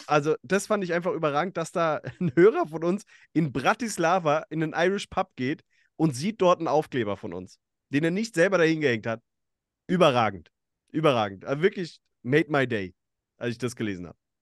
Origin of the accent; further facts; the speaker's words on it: between Bad Vilbel and Friedberg, Hesse, Germany; ich bin in, in Okaben äh, aufgewachsen, da in der, zwischen Bad Vilbel und, und Friedberg